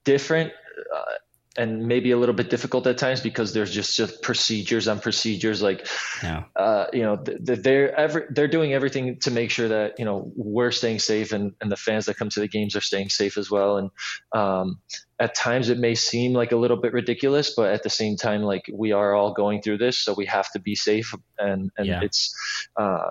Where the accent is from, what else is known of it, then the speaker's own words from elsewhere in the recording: Chicago, Illinois, United States; moved away as an adult; now in Madison, United States; I'm from Chicago, so being close to home is great